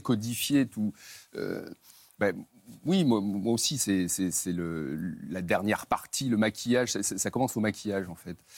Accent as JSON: {"language": "French", "town": "Saint-Étienne", "region": "Auvergne-Rhône-Alpes", "country": "France", "tie": "born or raised there", "said": "je suis né à Saint-Etienne, à quelques centaines de ah. mètres du Chaudron"}